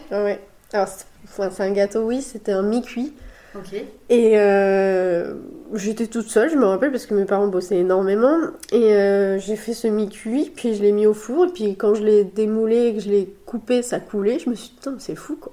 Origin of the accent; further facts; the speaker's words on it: Le Mans, Pays de la Loire, France; moved away as an adult; also born or lived in Nice; now in Bordeaux, France; je suis originaire du Mans, de la Sarthe, où euh, j'ai fait toutes mes études. Et puis, je suis arrivée à Bordeaux il y a 4 ans